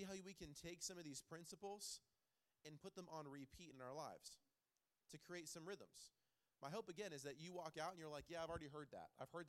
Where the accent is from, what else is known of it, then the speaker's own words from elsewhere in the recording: Clearwater, Florida, United States; now in Holland, United States; I am not a Michigander from the beginning. I am a transplant from Clearwater, Florida.